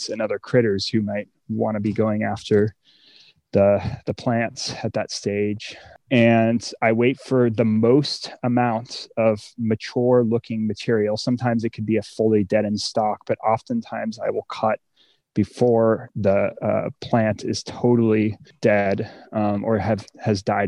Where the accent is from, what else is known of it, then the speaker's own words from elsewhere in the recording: East Coast, United States; now in California, United States; I'm from the East Coast